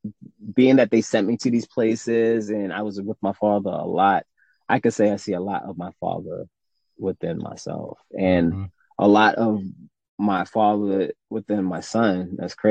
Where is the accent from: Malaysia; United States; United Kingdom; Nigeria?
United States; New York; born or raised there; also born or lived in Jamaica